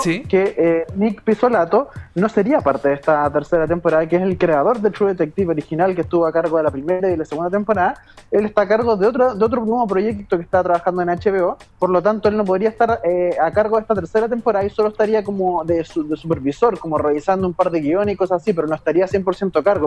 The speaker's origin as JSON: {"language": "Spanish", "country": "Chile", "said": "quiero volver a mi patria"}